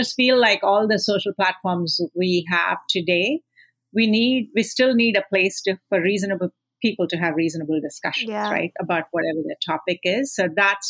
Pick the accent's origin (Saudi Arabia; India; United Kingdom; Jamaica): India; I grew up in India